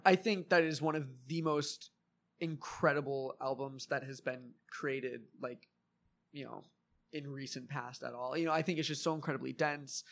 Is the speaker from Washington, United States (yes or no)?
no; Wrightwood, California, United States; also born or lived in Lakewood, California; now in Long Beach, United States; I grew up in the mountains, so I grew up in Wrightwood for a while